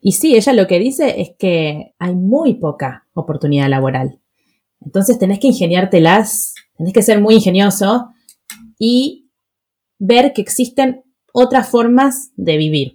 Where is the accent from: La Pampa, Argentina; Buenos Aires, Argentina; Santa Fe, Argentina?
Buenos Aires, Argentina; mis padres se mudaron a Palermo Viejo y mi colegio estaba en Recoleta